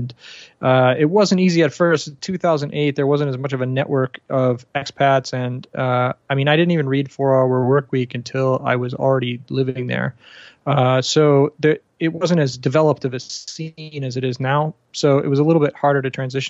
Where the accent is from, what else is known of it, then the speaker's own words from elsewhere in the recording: Chicago, Illinois, United States; moved away as an adult; also born or lived in Panama; now in Bangkok, Thailand; I grew up in the States near Chicago area. I left in 2008, so I have been outside for a little while.